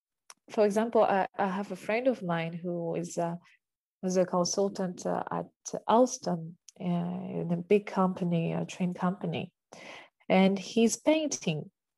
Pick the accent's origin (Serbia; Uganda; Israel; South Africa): Uganda; now in France; Okay, I come from Uganda. Don't forget that.